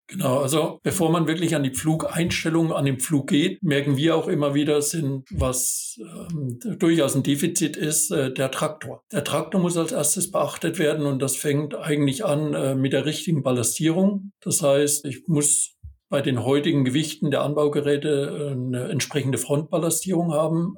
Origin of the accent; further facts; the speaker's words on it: Bavaria, Germany; moved away as an adult; also born or lived in Thuringia / Westphalia-Lippe; gebürtiger Bayer und habe da auch meine Ausbildung gemacht